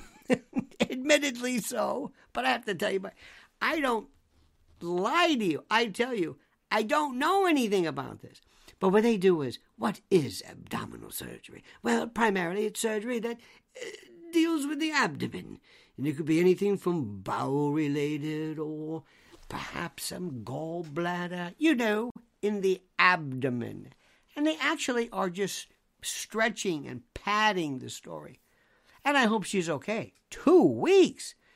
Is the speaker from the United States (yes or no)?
yes; United States; I'm an American